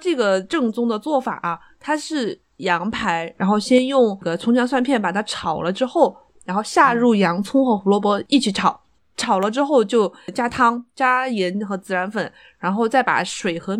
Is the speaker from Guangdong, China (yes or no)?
no; Chongqing, China; 因为我觉得那个东西看起来就很白，就不合我们重庆人的口味